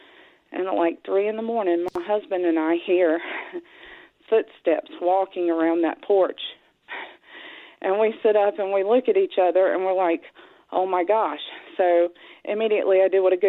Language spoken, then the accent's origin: English; Piedmont of North Carolina, United States; we're from the Piedmont of North Carolina